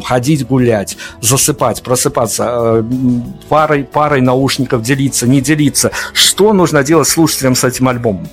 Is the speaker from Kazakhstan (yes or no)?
no; Belarus; мы белорусы, у которых, э, которых все карантины обходили стороной